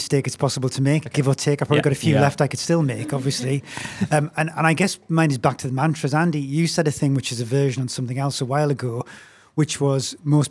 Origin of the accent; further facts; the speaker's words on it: Newcastle upon Tyne, North East England, United Kingdom; now in London, United Kingdom; I'm from Newcastle originally, but I've lived in London for a long time.